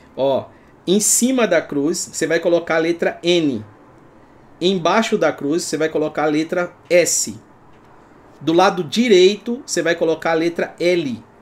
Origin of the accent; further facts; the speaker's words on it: Brazil; nós somos brasileiros